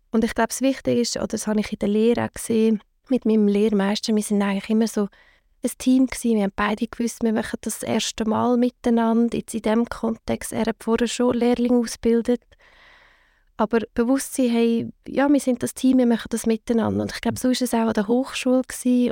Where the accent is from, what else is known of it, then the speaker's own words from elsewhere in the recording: Zug, Switzerland; also born or lived in Lucerne / Zurich; wir sind beide sind wir in Zug aufgewachsen